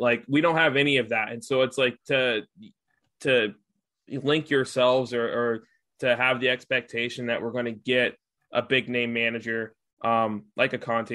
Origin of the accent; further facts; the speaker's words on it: United States; as an American